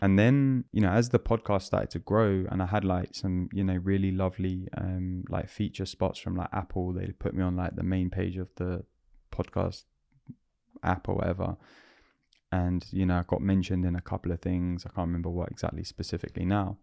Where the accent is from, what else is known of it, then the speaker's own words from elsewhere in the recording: London, United Kingdom; I'm a Londoner